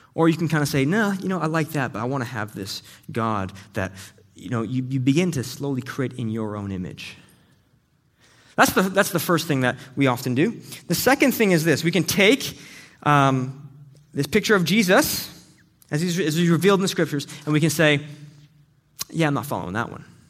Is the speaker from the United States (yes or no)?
no; Canada; we're both Canadian